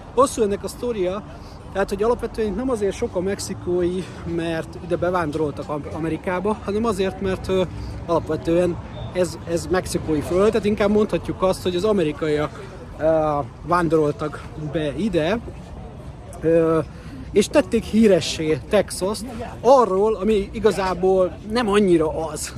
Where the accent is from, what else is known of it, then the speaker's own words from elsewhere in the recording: Hungary; magyar vagyok